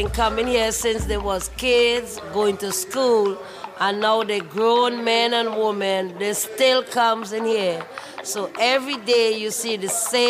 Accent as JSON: {"language": "English", "country": "Trinidad & Tobago", "moved": "yes", "lives_now": "Baltimore, United States", "said": "I came from Trinidad and Tobago, and I ended up in Baltimore, Maryland, and this is where I've been since."}